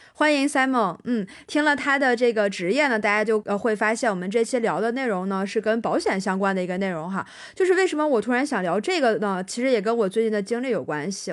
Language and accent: Chinese; Dalian, Liaoning, China; moved away as an adult; also born or lived in Shanghai; 我是大连人，然后第一份工作结束之后呢，是从大连去了上海开始的我的第二份工作